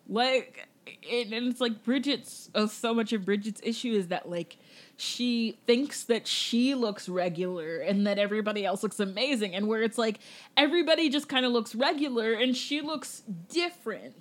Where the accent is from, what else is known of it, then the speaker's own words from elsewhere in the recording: Jamaica; I'm Jamaican